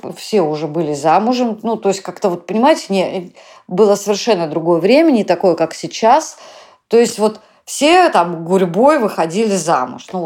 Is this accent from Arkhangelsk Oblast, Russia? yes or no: no; Saint Petersburg, Russia; Я коренная петербурженка, и у нас с мамой и с братом была одна комната, то есть жить нам было негде.